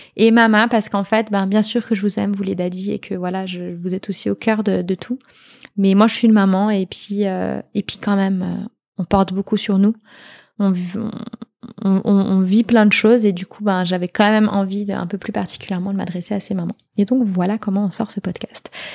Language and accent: French; Switzerland; en tant que Suisse